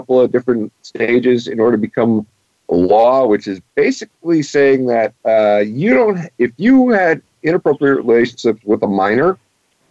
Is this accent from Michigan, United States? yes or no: yes; Detroit, Michigan, United States; As a Detroiter